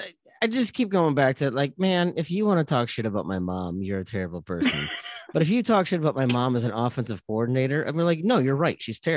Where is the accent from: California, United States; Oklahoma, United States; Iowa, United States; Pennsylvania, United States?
Iowa, United States; Eastern; I grew up in Eastern Iowa.